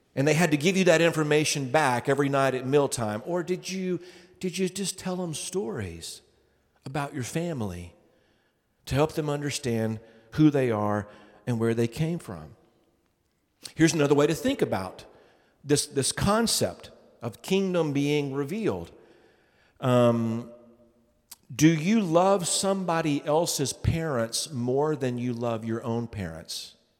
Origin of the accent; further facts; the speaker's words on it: Tennessee, United States; growing up in Tennessee